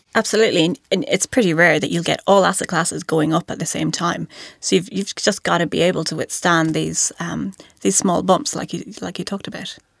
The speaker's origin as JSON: {"language": "English", "area": "County Mayo", "region": "Connacht", "country": "Ireland", "tie": "born or raised there", "also_born_or_lived": "Dublin, Ireland", "moved": "as an adult", "lives_now": "New Zealand", "said": "I grew up on the West Coast from, uh, in a county called Mayo"}